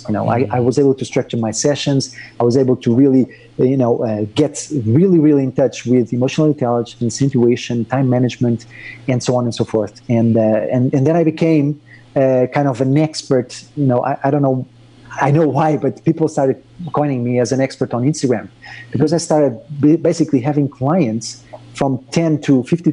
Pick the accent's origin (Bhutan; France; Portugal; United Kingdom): Portugal; moved away as an adult; also born or lived in Madrid; I was brought up in Portugal